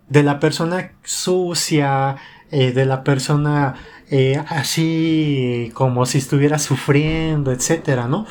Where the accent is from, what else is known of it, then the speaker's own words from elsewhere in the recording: Mexico City, Mexico; accent: chilango; pues yo soy mexicana